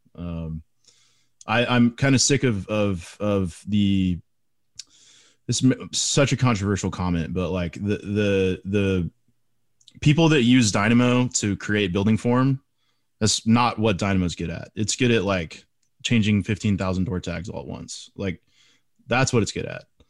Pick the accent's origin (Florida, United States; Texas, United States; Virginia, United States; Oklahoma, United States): Texas, United States; I'm, I'm a Texas guy. I'm from Texas